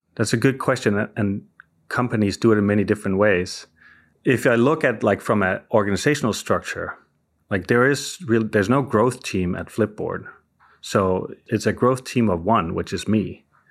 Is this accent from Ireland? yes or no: no; Denmark; moved away as an adult; also born or lived in Southern California; now in Silicon Valley, United States; I'm originally from Denmark, and I moved to, uh, California in, uh, two thousand, uh, you know, basically for love